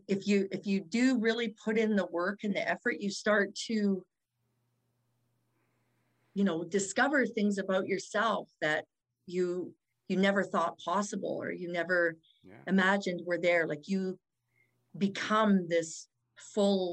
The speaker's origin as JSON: {"language": "English", "town": "Fort St. John", "region": "British Columbia", "country": "Canada", "tie": "born or raised there", "also_born_or_lived": "Kamloops, British Columbia / Dawson Creek, British Columbia", "moved": "yes", "lives_now": "Calgary, Canada", "said": "I was born in Kamloops, BC, but then I grew up in Fort St. John and Dawson Creek"}